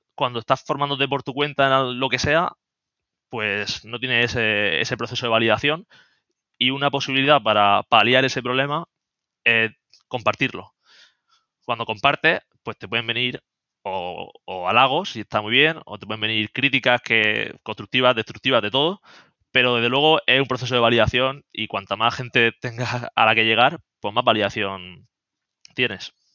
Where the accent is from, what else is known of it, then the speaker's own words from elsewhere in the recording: Murcia, Region of Murcia, Spain; also born or lived in Germany / Seville; now in Madrid, Spain; soy de Murcia, aunque estoy viviendo en Madrid